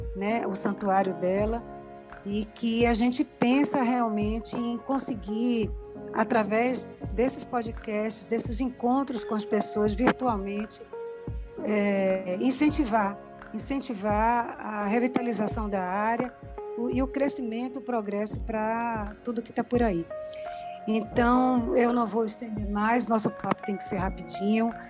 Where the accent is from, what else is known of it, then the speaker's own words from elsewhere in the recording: Salvador, Bahia, Brazil; Eu também sou nascida na Cidade Baixa